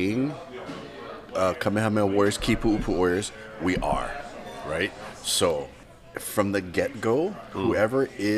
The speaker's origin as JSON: {"language": "English", "area": "Lanai", "region": "Hawaii", "country": "United States", "tie": "born or raised there", "said": "that was us growing up on Lanai"}